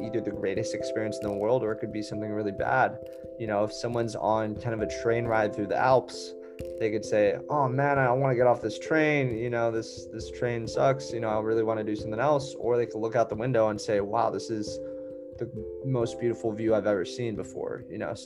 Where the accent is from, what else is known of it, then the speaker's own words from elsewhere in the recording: Hawaii, United States; I'm from Hawaii.